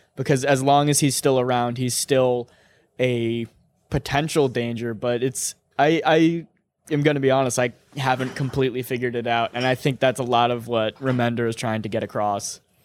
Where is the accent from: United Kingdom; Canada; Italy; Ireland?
Ireland; I'm Irish